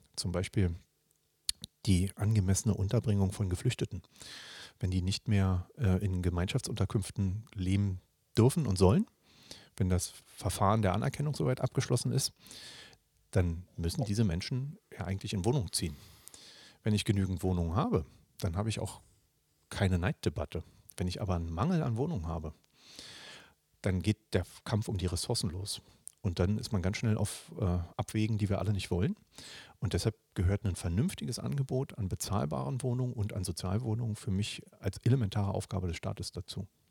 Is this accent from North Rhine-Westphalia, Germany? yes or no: no; Berlin, Germany; ich bin ja in Berlin geboren und äh, aufgewachsen, habe äh, auch lange Zeit in Berlin gearbeitet